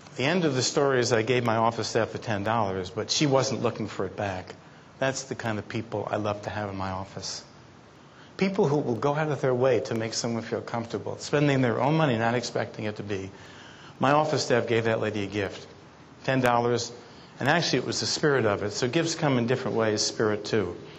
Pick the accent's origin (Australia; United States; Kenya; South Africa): United States; New York City, New York; I was brought up in Brooklyn, New York